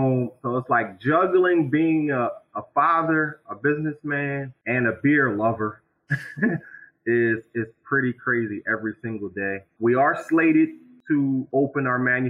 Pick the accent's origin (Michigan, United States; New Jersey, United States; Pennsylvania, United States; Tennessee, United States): Pennsylvania, United States; Philadelphia; now in Harrisburg, United States; me and … are born and raised in Philadelphia. We're both transplants to Harrisburg